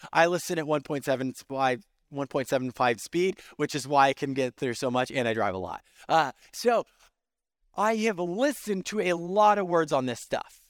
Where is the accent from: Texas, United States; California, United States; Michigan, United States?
California, United States; Central Valley; now in Central Florida, United States; I grew up in California in the Central Valley